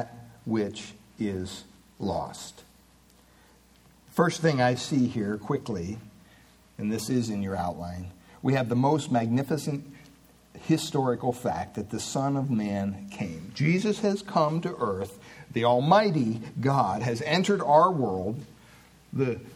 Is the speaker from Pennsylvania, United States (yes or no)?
yes; Williamsport, Pennsylvania, United States; I was born in Williamsport, Pennsylvania in 1960, May 25th